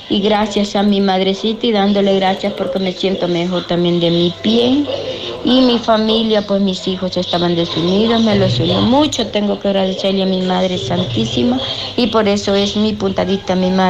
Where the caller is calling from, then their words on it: Sonsonate, El Salvador; Buenos días, hermanitos. … de Sonsonate, La Paz del Señor.